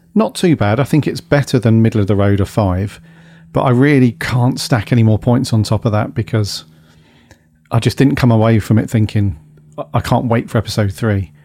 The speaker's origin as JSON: {"language": "English", "region": "Wales", "country": "United Kingdom", "said": "my bit of Welsh pride"}